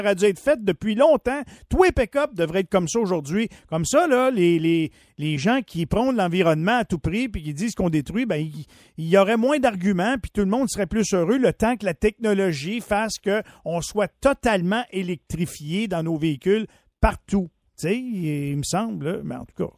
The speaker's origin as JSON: {"language": "French", "region": "Quebec", "country": "Canada", "said": "chez nous au Québec"}